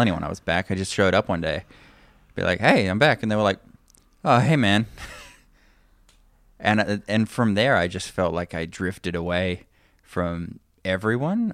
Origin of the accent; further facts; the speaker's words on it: Toowoomba, Queensland, Australia; moved away; I grew up in Toowoomba